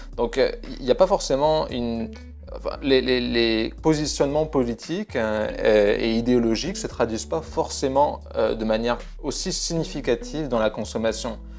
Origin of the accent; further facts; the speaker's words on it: France; je suis français